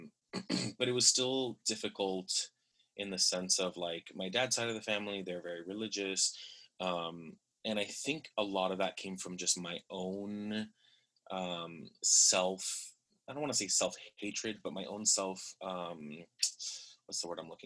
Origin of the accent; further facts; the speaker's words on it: Miami, Florida, United States; I am from Miami, Florida